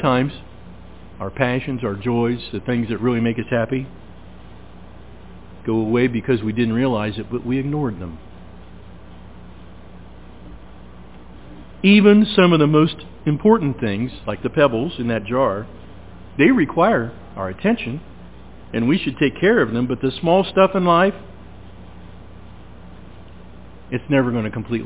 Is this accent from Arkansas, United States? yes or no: no; Williamsburg, Ohio, United States; Williamsburg, Ohio, my hometown.